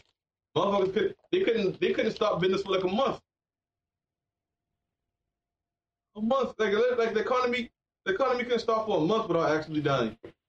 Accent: North Charleston, South Carolina, United States; I grew up in North Charleston.

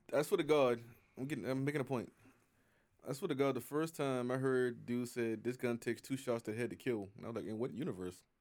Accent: United States; I'm an American.

